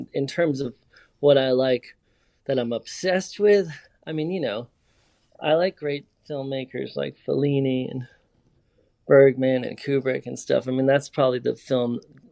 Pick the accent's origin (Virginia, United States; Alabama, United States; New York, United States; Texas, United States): New York, United States; New York City; I was born and raised in New York, so I'm a New Yorker more than anything else